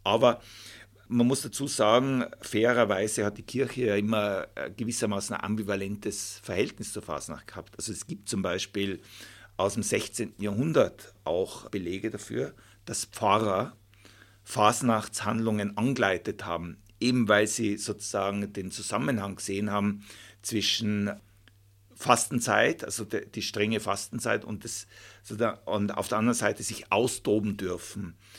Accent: Volders, Tyrol, Austria; ich bin ja in Folders aufgewachsen

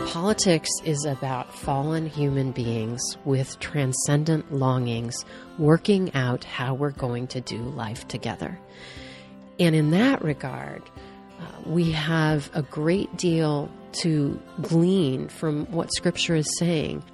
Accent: Wheaton, Illinois, United States; growing up in Wheaton and, uh, going to Wheaton College

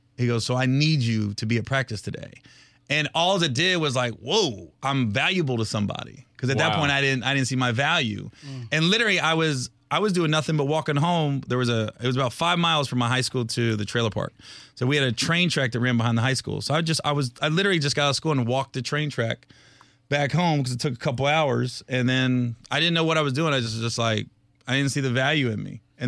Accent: Ohio, United States; I'm from Ohio, I grew up in a trailer park

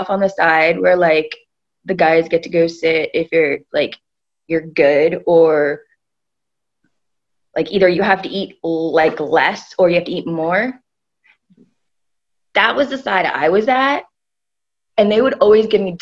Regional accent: New York, United States; I was born in New York

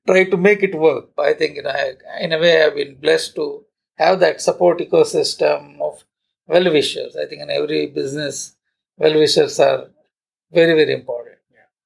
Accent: Udupi, Karnataka, India; moved away as an adult; also born or lived in Mumbai; let me go to Udupi because this has been my hometown. My family is here. My friends are here.

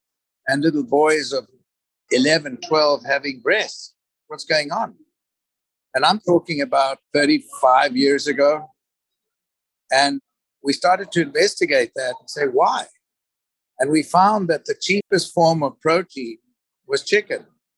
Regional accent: Zimbabwe; born there; I was born in Zimbabwe, and I've lived in 13 different countries

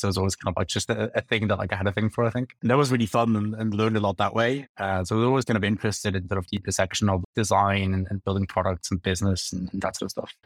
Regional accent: Bern, Switzerland; moved away as an adult; now in London, United Kingdom; I grew up in Switzerland and, and come from, like, the capital, like, Bern

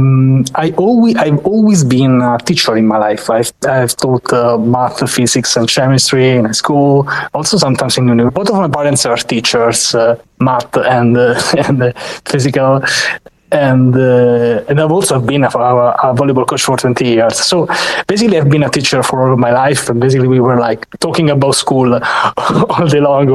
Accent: Rome, Lazio, Italy; I am from Rome, Italy

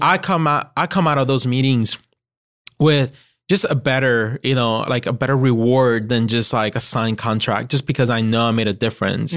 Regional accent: Puerto Rico; first language Spanish; English is a second language; moved away as an adult; now in Greenville, United States; I was born, born and raised in Puerto

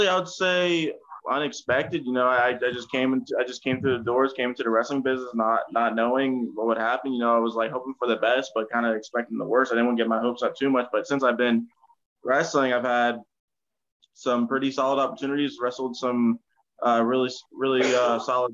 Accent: West Virginia, United States; moved away as an adult; now in California, United States; I'm from West Virginia

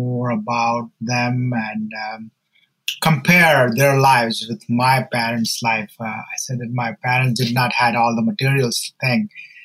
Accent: India; I'm from India, and my story is that I grew up in church

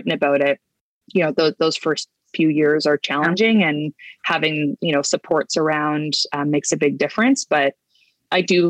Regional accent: northern Manitoba, Canada; moved away; I grew up in Manitoba, in northern Manitoba, at least we moved around a bit

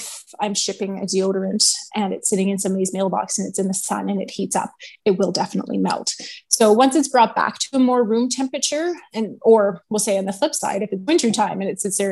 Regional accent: Edmonton, Alberta, Canada; moved away as an adult; also born or lived in Kamloops, British Columbia; I am born and raised in Edmonton

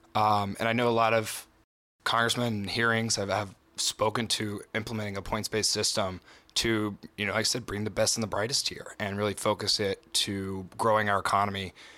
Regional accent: southwestern Virginia, United States; I'm from Appalachia, right? Down, down in southwestern Virginia

